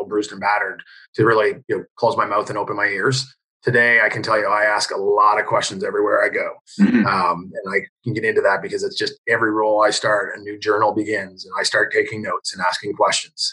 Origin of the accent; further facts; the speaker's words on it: Canada; I was from Canada.